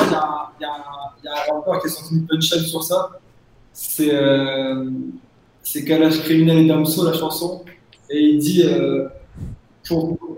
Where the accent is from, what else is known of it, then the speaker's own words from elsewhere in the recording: the North, Hauts-de-France, France; moved away as an adult; now in Senegal; on vient du Nord